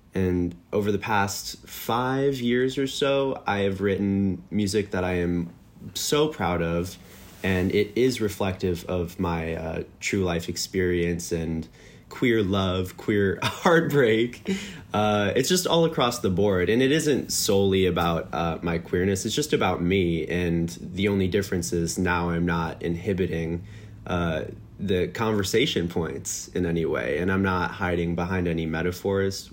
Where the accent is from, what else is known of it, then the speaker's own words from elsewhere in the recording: Des Plaines, Illinois, United States; now in Los Angeles, United States; I grew up in Des Plaines, uh, just five minutes from O'Hare.